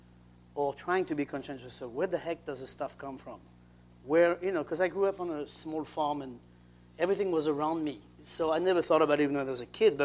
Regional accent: Saint-Hilaire-de-Loulay, Pays de la Loire, France; now in Seattle, United States; That would never happen in France. I mean, especially in my hometown.

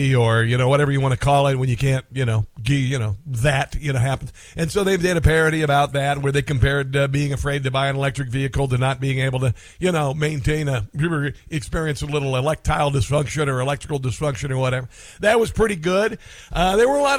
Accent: Midwest, United States; moved away as an adult; also born or lived in East Coast; now in Kansas City, United States; I'm from the Midwest, and I lived on the East Coast for about 12 years, and I am back in the Midwest in the Kansas City area.

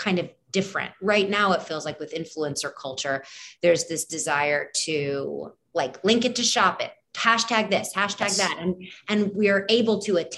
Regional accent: New York City, New York, United States; We're both from New York

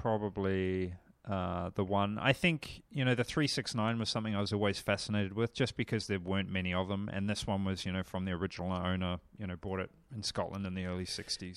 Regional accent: New Zealand; moved away; I come from New Zealand

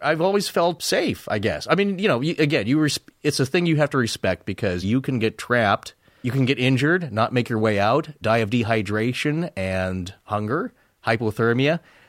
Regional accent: the Northwest, Pacific Northwest, United States; I grew up in the Northwest, in a suburban setting, but certainly there was a lot of camping, a lot of fishing and hiking and all that out in the woods.

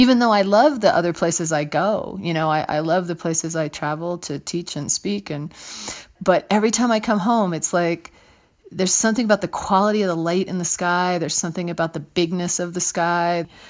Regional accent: Trenton, New Jersey, United States; moved away as an adult; also born or lived in Ohio / Colorado / Utah; I was born in New Jersey, in Trenton, New Jersey

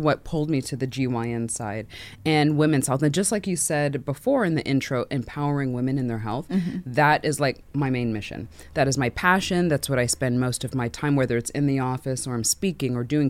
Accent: Canada; I'm Canadian. First things first, yes, everyone, take a gasp.

